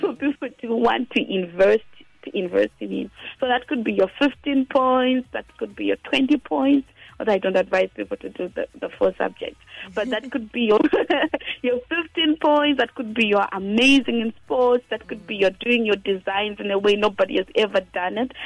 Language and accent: English; Gokwe, Midlands, Zimbabwe; I was born in Gokwe, 1997